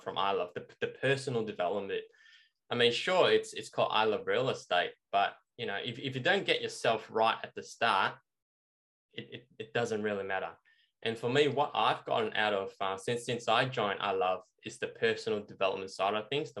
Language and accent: English; Melbourne, Victoria, Australia; we're from Melbourne, you know, so inner city.